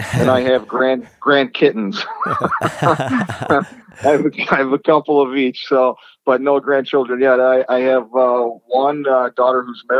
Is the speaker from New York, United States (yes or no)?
yes; Rochester, New York, United States; moved away as an adult; also born or lived in Las Vegas; I'm originally from Rochester, so was my wife. So we moved back to Rochester to start a family